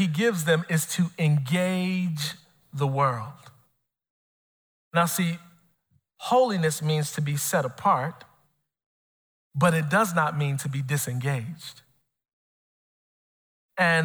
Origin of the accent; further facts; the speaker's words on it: Chicago, Illinois, United States; I'm born and raised in Chicago